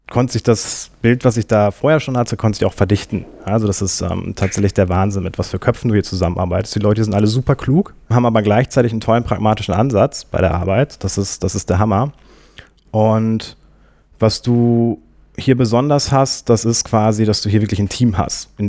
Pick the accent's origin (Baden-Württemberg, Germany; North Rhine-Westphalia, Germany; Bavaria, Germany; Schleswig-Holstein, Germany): North Rhine-Westphalia, Germany; Minden; born there; ich komme gebürtig aus Minden. Das ist eine Kleinstadt zwischen, zwischen Bielefeld und Hannover bin dann nach Münster zum Studieren gegangen